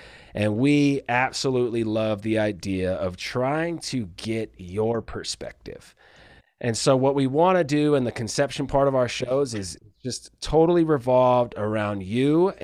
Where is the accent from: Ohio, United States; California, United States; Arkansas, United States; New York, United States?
California, United States; Palmdale; I grew up in Palmdale off the 14